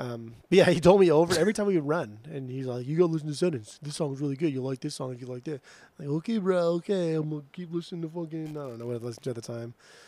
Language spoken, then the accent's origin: English; Southern California, United States; growing up in Southern California with the surf rock, with kind of like the name-age, not specifically the age, but calling things, how we just call everything dude.